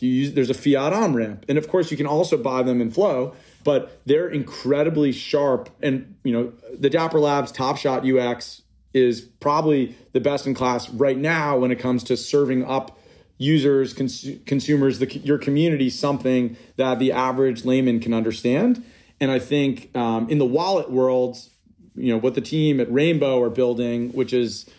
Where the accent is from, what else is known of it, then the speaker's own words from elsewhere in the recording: New York, United States; I grew up in New York